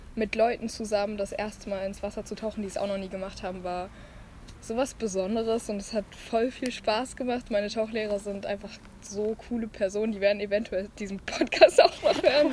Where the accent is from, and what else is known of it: Germany; born or raised there; moved away